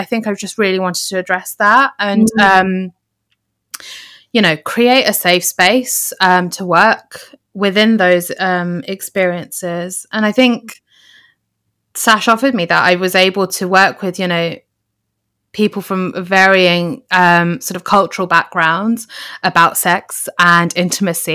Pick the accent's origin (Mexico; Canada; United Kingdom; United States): United Kingdom; we're in Britain, and as British Asians